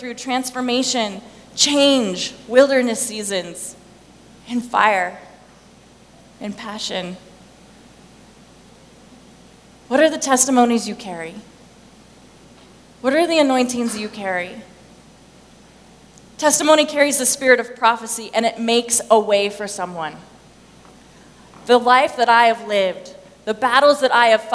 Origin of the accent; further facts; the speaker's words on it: Thermopolis, Wyoming, United States; I'm from Wyoming, right? Okay, I'm from Thermopolis, Wyoming